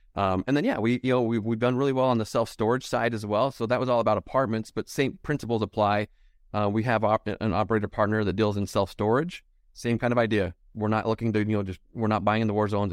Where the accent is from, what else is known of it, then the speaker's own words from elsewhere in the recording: Utah, United States; I'm from Utah